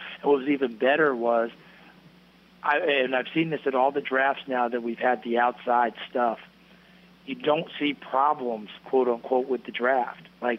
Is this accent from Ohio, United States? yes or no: no; Tennessee, United States; that's my home state. That's where I was born. That's where I went to college.